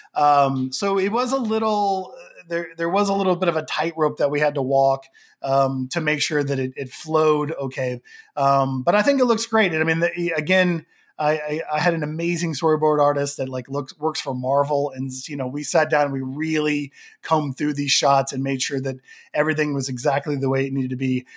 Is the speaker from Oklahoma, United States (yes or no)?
yes; Oklahoma, United States; now in Los Angeles, United States; I live in Los Angeles, but, you know, born and raised in Oklahoma